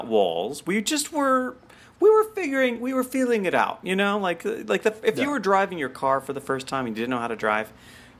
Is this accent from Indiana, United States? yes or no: no; Arkansas, United States; moved away; growing up in Arkansas when I used to watch Are Being Served on PBS